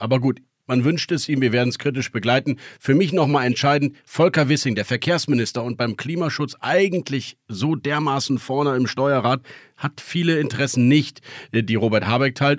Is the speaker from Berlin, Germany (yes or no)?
yes; Berlin, Germany; als Berliner Bürger